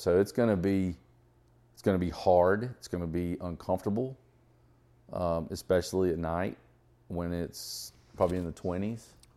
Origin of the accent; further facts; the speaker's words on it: Atlanta, Georgia, United States; growing up in Atlanta area